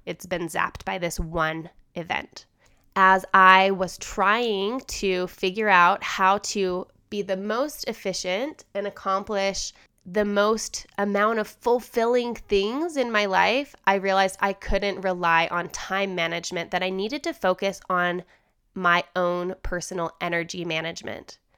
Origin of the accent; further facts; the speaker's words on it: Holladay, Utah, United States; also born or lived in Salt Lake City, Utah; I'm still in Salt Lake City and I drive past a lot of things that I knew as a you know, I grew up here